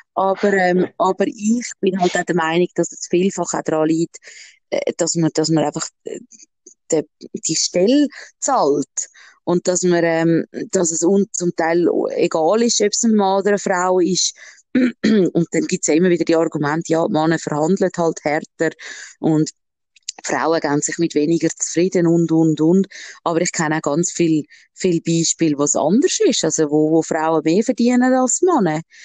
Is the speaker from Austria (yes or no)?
no; Switzerland; bei uns in der Schweiz, äh, jetzt im Appenzell